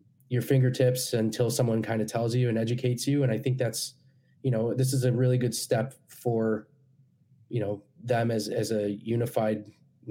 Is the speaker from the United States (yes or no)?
yes; United States; as an American